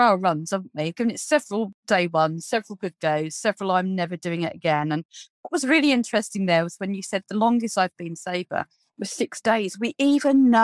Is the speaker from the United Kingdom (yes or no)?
yes; United Kingdom; We're very British